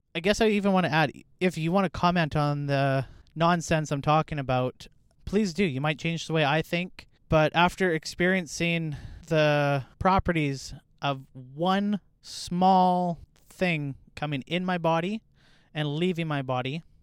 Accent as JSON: {"language": "English", "country": "Canada", "said": "I'm Canadian."}